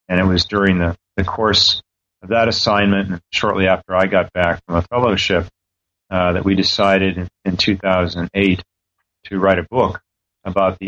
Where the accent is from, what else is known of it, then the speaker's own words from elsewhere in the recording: San Francisco Bay Area, California, United States; now in Washington, D.C., United States; I'm originally from the San Francisco Bay Area